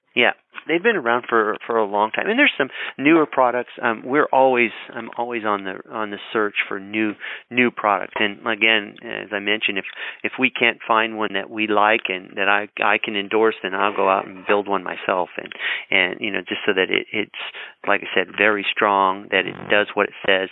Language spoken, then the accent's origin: English; Colorado, United States; I grew up in Colorado